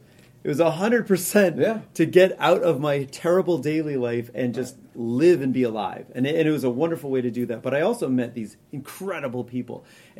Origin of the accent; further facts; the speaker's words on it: New Hampshire, United States; I grew up camping. Like I said, I grew up in New Hampshire.